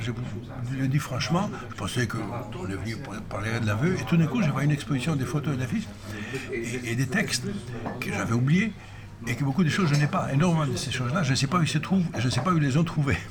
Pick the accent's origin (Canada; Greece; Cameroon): Greece; moved away as an adult; also born or lived in Paris; je venais des Grèces, d'un pays où euh, le cinéma n'existait pas